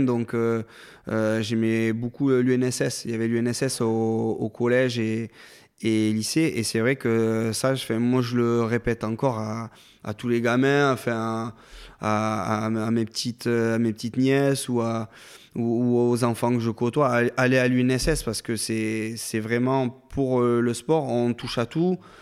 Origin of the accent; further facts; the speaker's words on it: Cuzorn, Nouvelle-Aquitaine, France; moved away as an adult; also born or lived in Villeneuve-sur-Lot / Agen / Toulouse; je suis né à Villeneuve-sur-Lot, mhm. euh, qui est pas très loin d'Agen, et je suis originaire du Fumelois. D'accord. Donc j'habitais un petit village qui s'appelle Cusorne